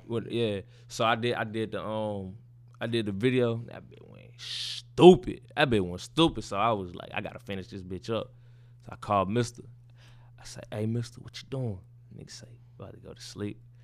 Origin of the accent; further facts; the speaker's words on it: Baytown, Texas, United States; I'm from Baytown, Texas.